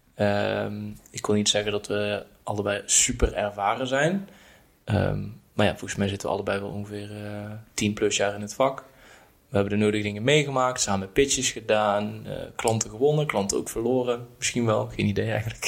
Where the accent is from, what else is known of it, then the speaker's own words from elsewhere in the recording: Erp, North Brabant, Netherlands; now in Utrecht, Netherlands; kom ik uit Brabant. Eh, ben opgegroeid in een dorpje Erp